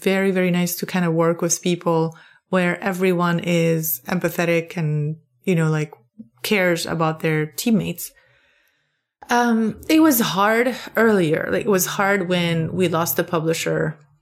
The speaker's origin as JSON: {"language": "English", "country": "Lebanon", "tie": "born or raised there", "moved": "as an adult", "lives_now": "Maryland, United States", "said": "I grew up in Lebanon"}